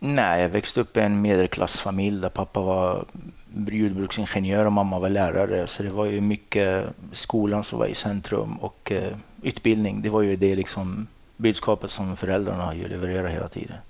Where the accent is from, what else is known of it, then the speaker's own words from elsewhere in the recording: Morocco; Swedish is a second language; moved away as an adult; also born or lived in Dalarna, Sweden / Stockholm, Sweden; now in Sweden; Jag är ursprungligen från Marocko i Nordafrika